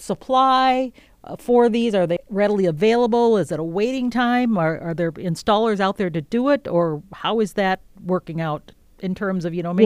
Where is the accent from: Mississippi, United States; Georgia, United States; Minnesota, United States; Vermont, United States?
Minnesota, United States; now in Wisconsin, United States; I'm from Minnesota. I've been here in Wisconsin